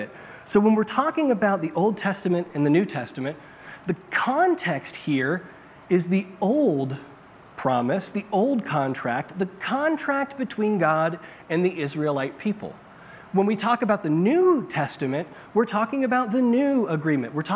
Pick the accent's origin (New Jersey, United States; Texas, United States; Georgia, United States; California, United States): California, United States; Bakersfield; I grew up in California, in Bakersfield, in a desert.